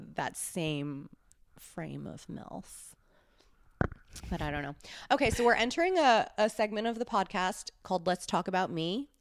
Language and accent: English; New York City, New York, United States; also born or lived in Los Angeles; I grew up in New York